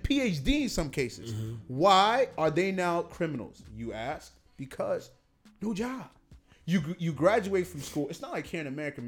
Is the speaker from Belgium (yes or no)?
no; Imo, Nigeria; We're both from Nigeria.